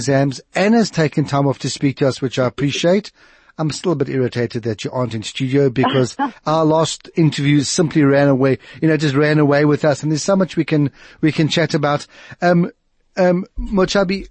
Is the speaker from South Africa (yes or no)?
yes; South Africa; accent: white South African; my perfectly white South African accent